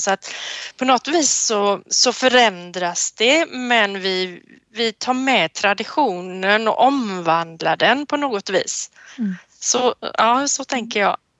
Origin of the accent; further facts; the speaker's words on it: Sweden; Som svensk